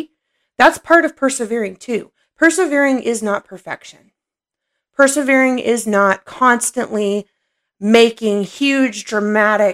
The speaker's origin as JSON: {"language": "English", "region": "Oklahoma", "country": "United States", "tie": "born or raised there", "also_born_or_lived": "Illinois", "said": "when I was growing up, we moved from Illinois when I was 6 years old, and we moved down here to Oklahoma."}